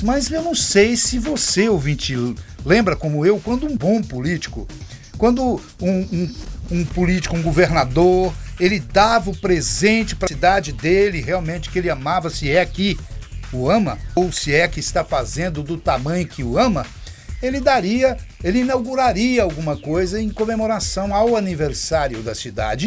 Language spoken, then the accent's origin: Portuguese; Minas Gerais, Brazil; now in Anápolis, Brazil; sou natural de Minas Gerais e desde que vim para cá permaneço em, em Anápolis